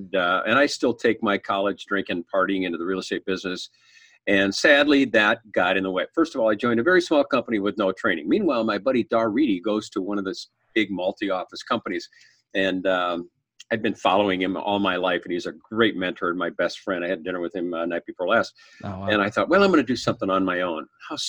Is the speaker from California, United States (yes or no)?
no; Cedar Rapids, Iowa, United States; born there; also born or lived in Illinois / Wisconsin / Stamford, Connecticut; now in Minnesota, United States; I was born in Cedar Rapids, Iowa, moved in Iowa, Illinois, Wisconsin, moved to the Minnesota in the mid-60s, and been here ever since, minus a stint in Stamford, Connecticut.